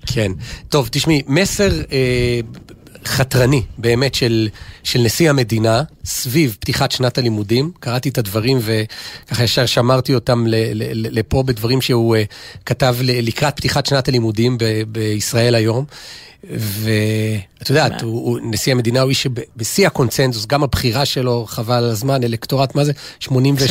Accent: Jerusalem, Jerusalem District, Israel; בשבילי כירושלמי

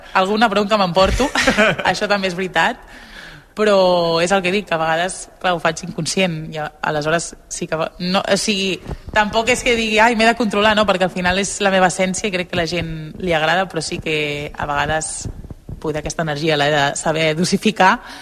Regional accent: Barcelona, Catalonia, Spain; moved away; jo molt orgullosa del meu barri i dels meus inicis allà

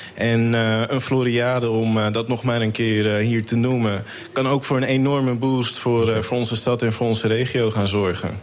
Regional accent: Amsterdam, North Holland, Netherlands; now in Almere, Netherlands; Ik ben een geboren Amsterdammer

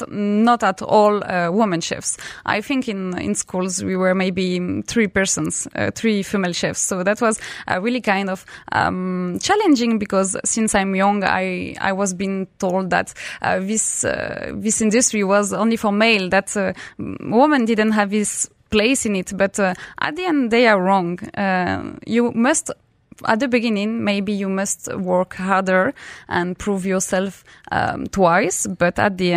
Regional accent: Rixheim, Grand Est, France; moved away as an adult; now in Dubai, United Arab Emirates; I grew up in a small city in France called Rixheim. So it's in the west of France. It's in a region called Alsace

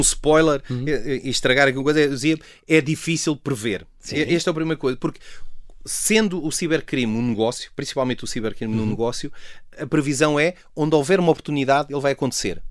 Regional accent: Portugal; como cidadão, como português

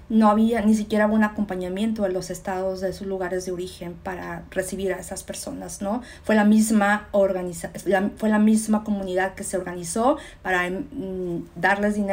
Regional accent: Mexico; moved away; no solo solamente los que vinimos de México directo acá.

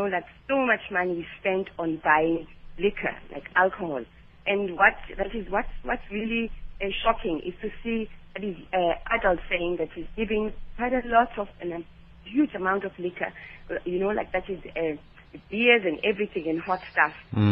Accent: Khayelitsha, Western Cape, South Africa; I'm from Khayelitsha.

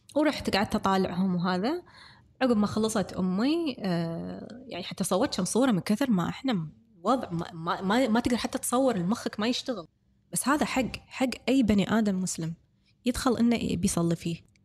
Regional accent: Kuwait; احنا من الكويت

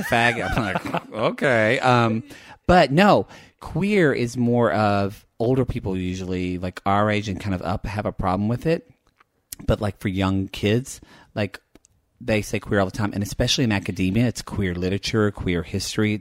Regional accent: the South, United States; growing up in the South

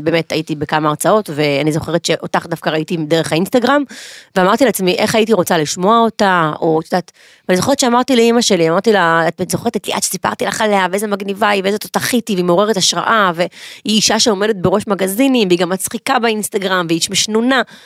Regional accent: Ashkelon, Southern District, Israel; גדלתי, התבגרתי, ואחרי הצבא חזרתי לאשקלון

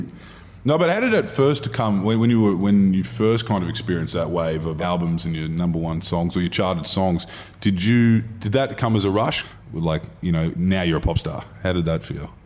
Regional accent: Queensland, Australia; we are uh, Queenslanders

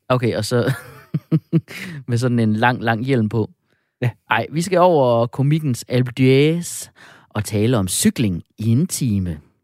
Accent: Jutland, Denmark; accent: Jutlandic; jeg er jo jyde

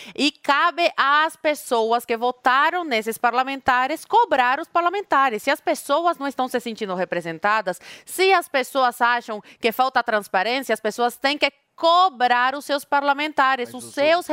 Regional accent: Brazil; accent: Brazilian; eu falo espanhol com sotaque de brasileira.

